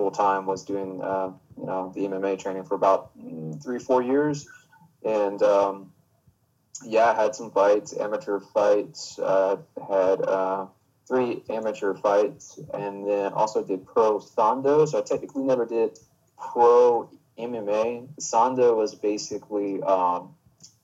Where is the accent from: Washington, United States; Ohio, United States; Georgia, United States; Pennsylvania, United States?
Georgia, United States; Augusta; I am from Augusta, Georgia, and have been wrestling roughly 17 years